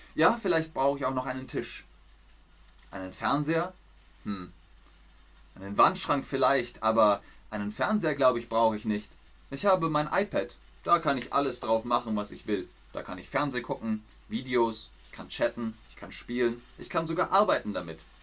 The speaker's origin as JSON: {"language": "German", "region": "Bavaria", "country": "Germany", "said": "In Bayern, da wo ich herkomme, sagt man beides"}